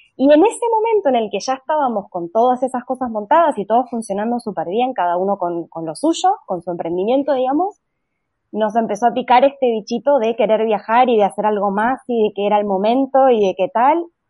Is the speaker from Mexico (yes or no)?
no; Argentina; accent: Argentine; moved away as an adult; notarán por mi acento que soy argentina